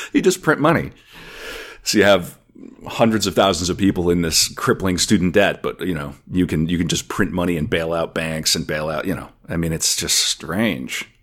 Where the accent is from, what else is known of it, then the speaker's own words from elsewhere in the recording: North Dakota, United States; now in Minnesota, United States; I'm originally from North Dakota